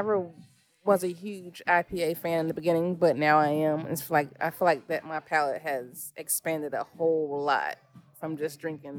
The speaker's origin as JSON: {"language": "English", "town": "Cincinnati", "region": "Ohio", "country": "United States", "tie": "born or raised there"}